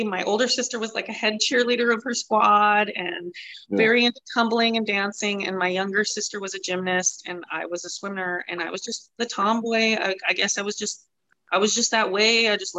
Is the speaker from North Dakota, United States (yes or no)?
yes; Taylor, North Dakota, United States; also born or lived in Dickinson / Denver; I like, grew up kind of in Taylor, but I was born in Dickinson. It's like 30-minute drive. Taylor Richardson area is where my dad farmed in North Dakota.